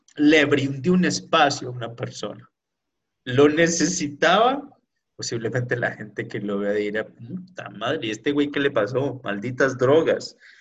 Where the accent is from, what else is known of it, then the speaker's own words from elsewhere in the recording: Pereira, Risaralda, Colombia; así somos de Pereira, de Colombia, con ese sabor caribeño